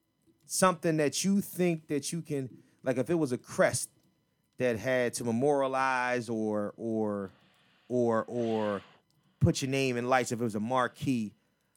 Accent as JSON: {"language": "English", "town": "Philadelphia", "region": "Pennsylvania", "country": "United States", "said": "I'm from Philly"}